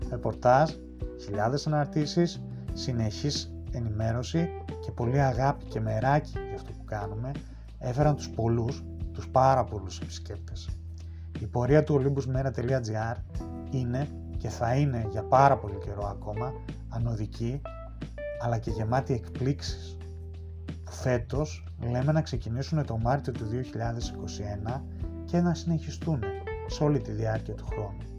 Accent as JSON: {"language": "Greek", "town": "Thessaloniki", "region": "Central Macedonia", "country": "Greece", "tie": "born there", "said": "Γεννήθηκα στη Θεσσαλονίκη και από μικρό γύρισα κάθε άκρη τη ελλάδα ακολουθώντα τον πατέρα μου σε πολλέ από τι μεταθέσεις του ως αξιωματικός του ελληνικού στρατού."}